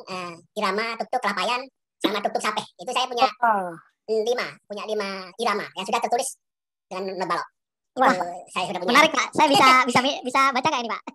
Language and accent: Indonesian; Madura, East Java, Indonesia; kita Madura